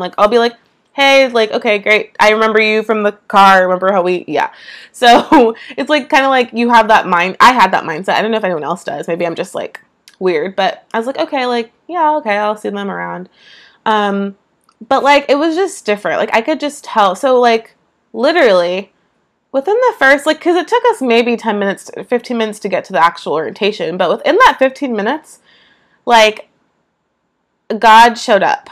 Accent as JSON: {"language": "English", "area": "East Bay, San Francisco Bay Area", "region": "California", "country": "United States", "tie": "born or raised there", "moved": "as an adult", "lives_now": "Georgia, United States", "said": "Never have lived anywhere besides California in my entire life. Never anywhere besides the East Bay in California specifically. I'm from the Bay Area."}